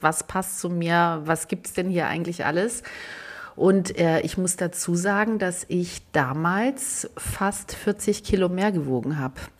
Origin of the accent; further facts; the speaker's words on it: Southern Germany, Germany; ich komme aus Süddeutschland, aus einer kleinen Stadt